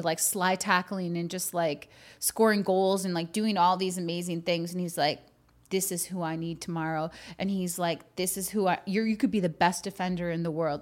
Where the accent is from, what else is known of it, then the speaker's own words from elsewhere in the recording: Green Bay, Wisconsin, United States; I grew up in Green Bay